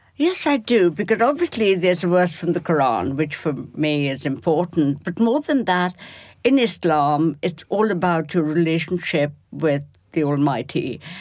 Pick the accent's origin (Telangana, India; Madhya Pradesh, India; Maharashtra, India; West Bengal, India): West Bengal, India; Kolkata; moved away; I come from Bengal, which is very rich in terms of art